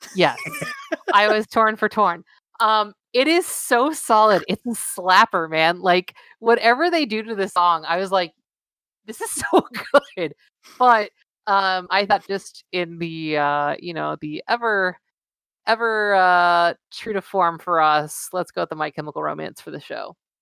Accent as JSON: {"language": "English", "region": "Southern California", "country": "United States", "said": "I'm from Southern California"}